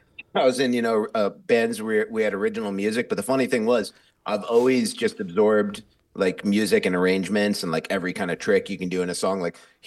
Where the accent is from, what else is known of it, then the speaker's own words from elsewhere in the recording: New York, United States; moved away; I'm a New Yorker originally.